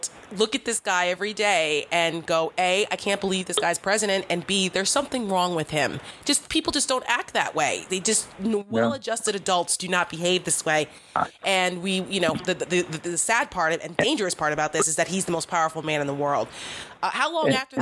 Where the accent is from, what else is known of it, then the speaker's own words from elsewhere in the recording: New Jersey, United States; I'm from Jersey.